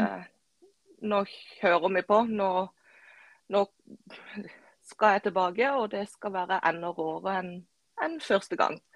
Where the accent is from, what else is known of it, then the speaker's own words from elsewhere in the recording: Kristiansand, Agder, Norway; Jeg er fra ei lita øy utenfor Kristiansand som heter Flekkerøya.